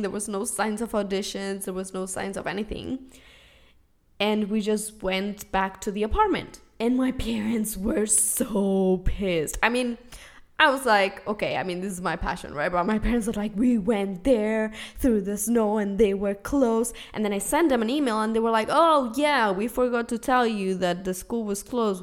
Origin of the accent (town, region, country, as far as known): Spain; first language Spanish and Catalan; English is a second language; moved away as an adult; also born or lived in New York City, United States; now in Los Angeles, United States